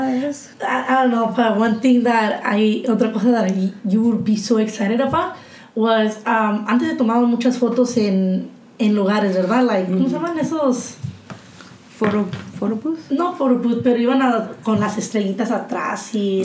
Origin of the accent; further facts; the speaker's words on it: Mexico; somos nosotros los mexicanos